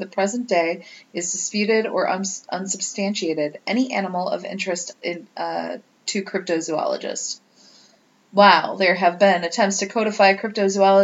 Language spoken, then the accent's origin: English; Holy Hill, Wisconsin, United States; Holy Hill, my hometown